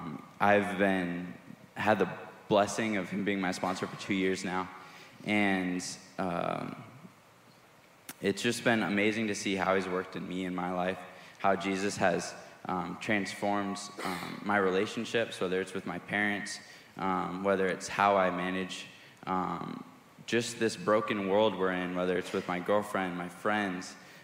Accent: Nicaragua; I grew up in Nicaragua. I was a missionary kid growing up.

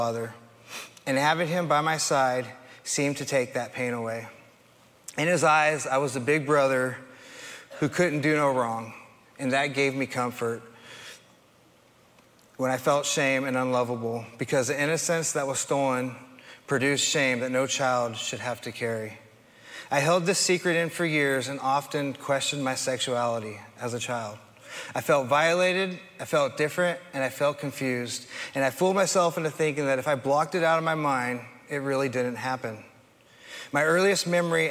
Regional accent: Hayward, California, United States; I was born in Hayward, California, to a loving mother who was forced to raise me on her own

